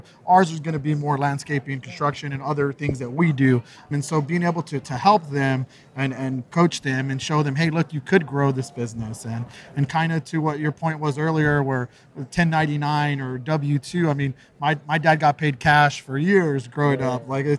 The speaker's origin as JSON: {"language": "English", "town": "McAllen", "region": "Texas", "country": "United States", "tie": "born or raised there", "lives_now": "San Antonio, United States", "said": "I'm from the Rio Grande Valley, McAllen, Texas, which is about 10 minutes from the Mexico border, Reynosa. So obviously there's a huge Hispanic population"}